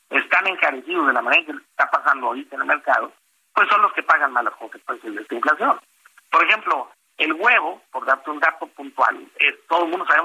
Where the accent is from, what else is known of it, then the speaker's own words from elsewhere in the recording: Mexico; que uno de los diques más duros que están encarando como, como consumidores y como, como ciudadanos, como mexicanos, es precisamente que los alimentos están eh, muy encarecidos